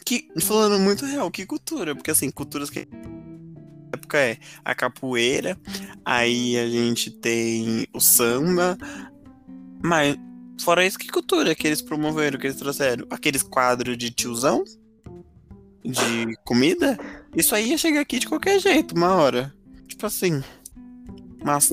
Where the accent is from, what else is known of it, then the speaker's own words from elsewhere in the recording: Brazil; todos nós, né, que somos brasileiros